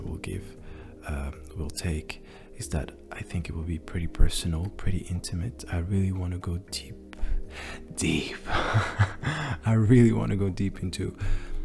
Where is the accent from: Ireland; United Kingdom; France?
France; English is a second language; even though I was born in France. I always lived my whole life in France